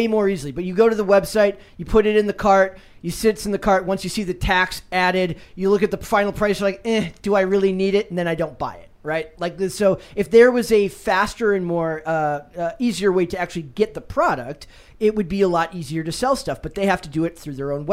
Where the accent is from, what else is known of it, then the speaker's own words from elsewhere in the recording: Minnesota, United States; moved away; the state of Minnesota, my home state